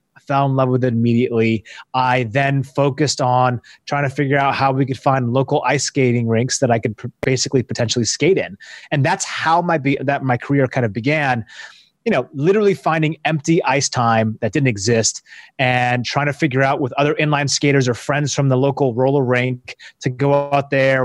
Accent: Seattle, Washington, United States; I'm from Seattle, the Pacific Northwest

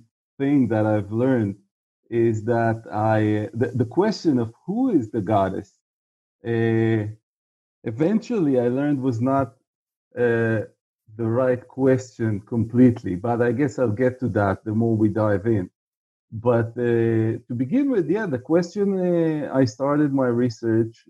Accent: Israel; also born or lived in Tel Aviv; I'm from Israel, as you can figure out by the fact that I'm in Tel Aviv right now, and was for the most of my life

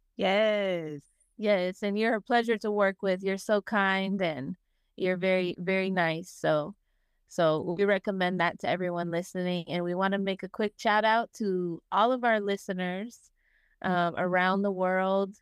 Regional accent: Las Vegas, Nevada, United States; I'm from Las Vegas

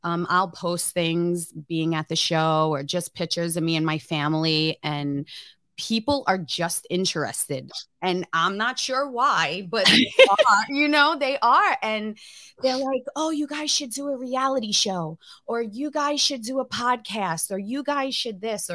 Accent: New York, United States; now in Missouri, United States; I'm from New York and I live in Missouri now.

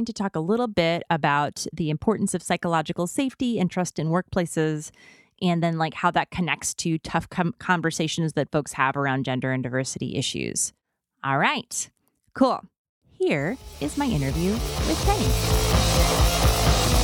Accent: Midwest, United States; as a Midwesterner

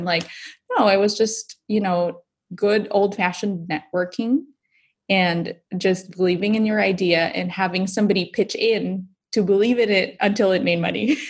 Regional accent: Philippines; My husband's Belgian, I'm Filipina. We're bringing together, you know, all things about chocolate from the Philippines and Belgium.

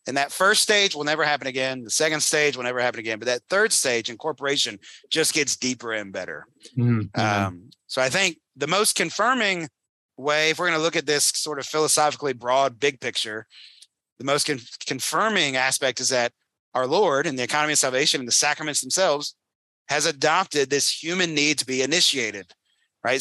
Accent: North Carolina, United States; moved away as an adult; I grew up in North Carolina. It's my home state

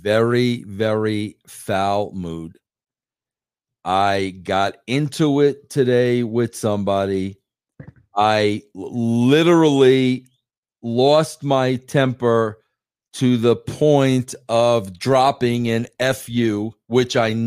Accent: Long Island, New York, United States; moved away as an adult; now in Colorado, United States; I was born and raised on Long Island, New York. Okay, I have been living in Colorado for almost the last 15 years

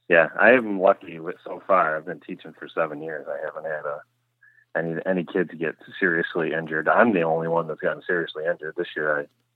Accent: New York, United States; now in West Seneca, United States; I grew up in Chautauqua County, New York, which is the southwesternmost county, literally right on the Pennsylvania border. My property is literally right on the border. So that's where I grew up.

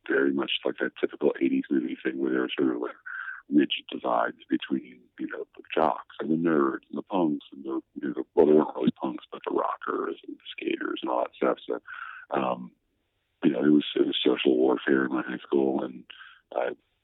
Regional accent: Massachusetts, United States; I did, yeah. Just out in the burbs

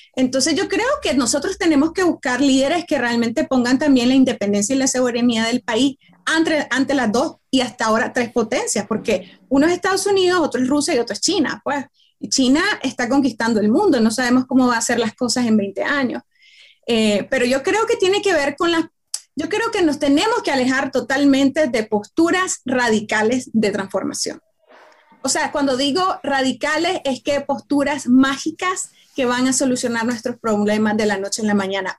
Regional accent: Nicaragua

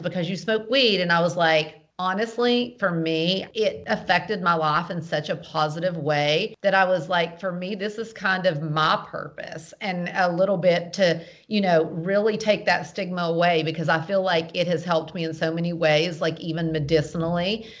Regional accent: the South, United States; I'm from the South

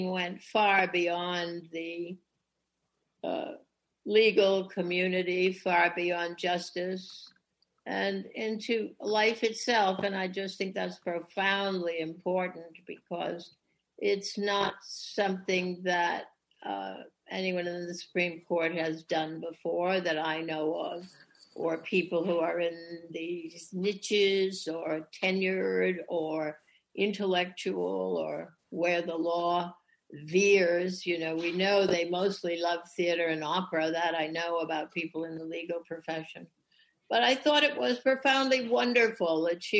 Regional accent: New England, United States; I grew up in New England

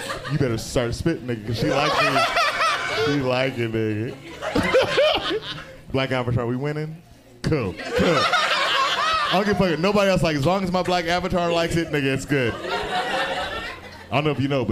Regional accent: San Diego, California, United States; I grew up in San Diego

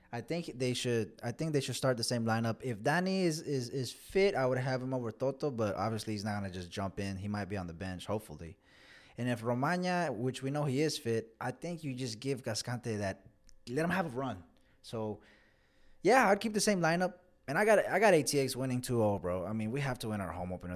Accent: Austin, Texas, United States; we're from Austin, Texas

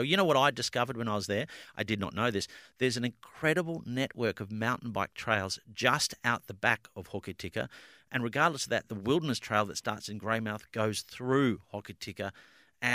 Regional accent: Greensborough, Victoria, Australia; I grew up in Greensboro

